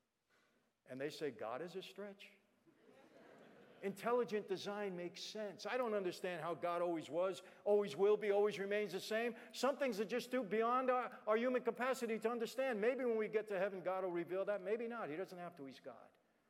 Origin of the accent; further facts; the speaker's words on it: New York City, New York, United States; moved away as an adult; now in Los Angeles, United States; I'm not from L.A., I'm from Brooklyn.